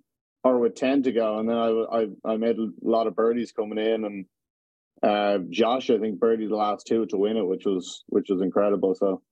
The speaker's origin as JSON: {"language": "English", "town": "Dublin", "region": "Leinster", "country": "Ireland", "tie": "born or raised there", "said": "Yeah, there was loads of sports. I mean, you had the Irish sports, Gaelic and hurling. That was the biggest one around there."}